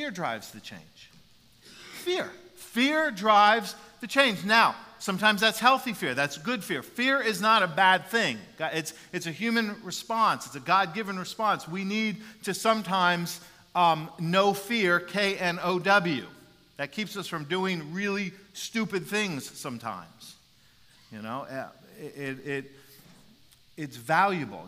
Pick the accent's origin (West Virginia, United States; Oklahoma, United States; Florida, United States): Florida, United States; Jacksonville; playing Pop Warner football in Jacksonville, Florida